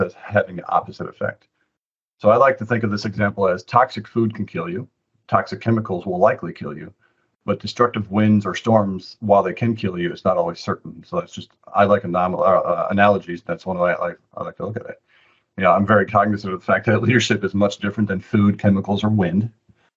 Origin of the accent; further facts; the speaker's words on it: Antigo, Wisconsin, United States; moved away as an adult; also born or lived in Austin, Texas; now in Washington, D.C., United States; I'm from Antigo, Wisconsin, way up north, about 90 minutes away from the Packer Stadium.